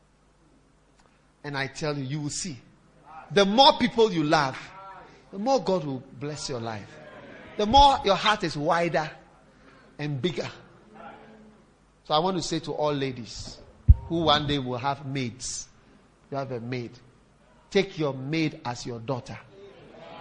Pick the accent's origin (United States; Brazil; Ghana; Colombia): Ghana; now in South Africa; I'm from Ghana